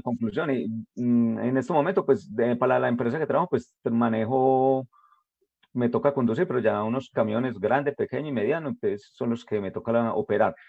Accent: Jericó, Antioquia, Colombia; yo soy de Jerico

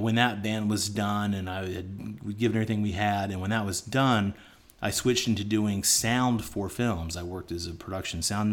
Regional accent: Atlanta, Georgia, United States; moved away as an adult; also born or lived in Alabama / Los Angeles, United States; now in China; I'm from Atlanta, and I have tons of friends back in Atlanta area

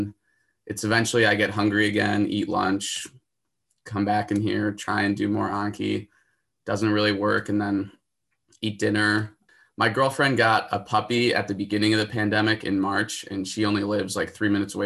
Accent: Park Ridge, Illinois, United States; I'm from Park Ridge, Illinois, so it's a northwest suburb of Chicago.

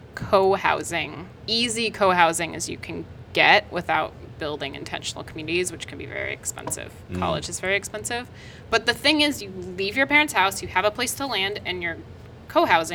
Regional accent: near Bothell, Washington, United States; in Bothell, which was the closest to my hometown

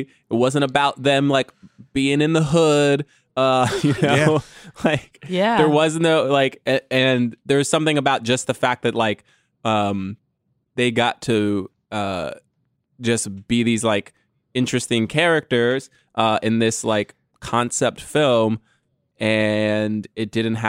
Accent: Texas, United States; Sorry for all the y'alls. I'm from Texas.

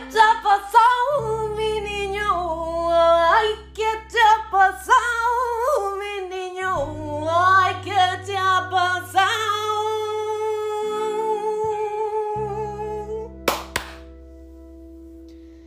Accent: Tarragona, Catalonia, Spain; first language Spanish; English is a second language; moved away; I'm not from the south, I'm from Tarragona, near Barcelona, so I'm from the other side of Spain.

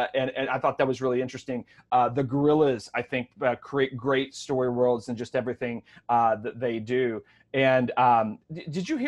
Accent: Kentucky, United States; I'm from Kentucky

